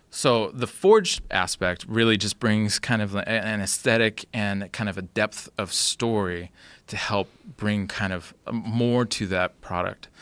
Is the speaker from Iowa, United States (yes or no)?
no; Olympia, Washington, United States; in my hometown of Olympia